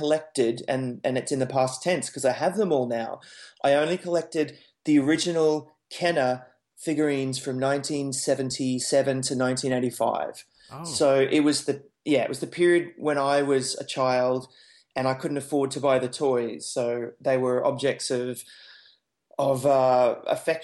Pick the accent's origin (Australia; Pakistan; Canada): Australia; Brisbane, Queensland; I'm a Brisbane boy, so I was born in Brisbane